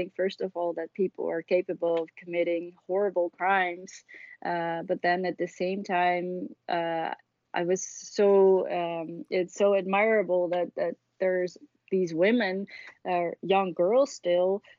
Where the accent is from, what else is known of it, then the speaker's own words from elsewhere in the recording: Haarlem, North Holland, Netherlands; I grew up in Haarlem, which is a city 12 miles west of Amsterdam